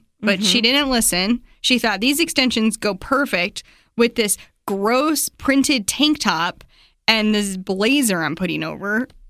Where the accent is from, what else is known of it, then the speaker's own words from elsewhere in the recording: Utah, United States; I'm from Utah.